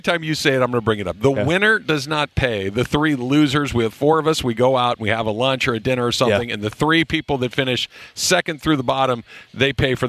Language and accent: English; Arcadia, California, United States; I grew up in Arcadia, and it wasn't like a surf culture, but there were people that were surfers